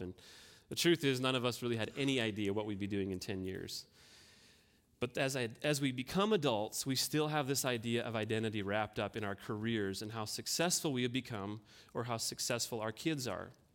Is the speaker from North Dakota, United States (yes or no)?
yes; North Dakota, United States; I grew up on a farm here in North Dakota.